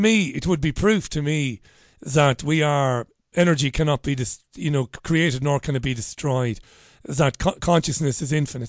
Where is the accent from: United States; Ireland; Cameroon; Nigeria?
Ireland; being an Irishman